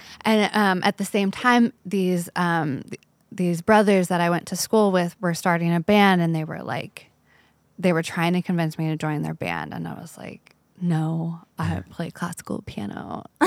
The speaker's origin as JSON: {"language": "English", "town": "Agua Dulce", "region": "California", "country": "United States", "tie": "born or raised there", "said": "I grew up in Agua Dulce, oh, which okay. is like this cute little country town, desert town"}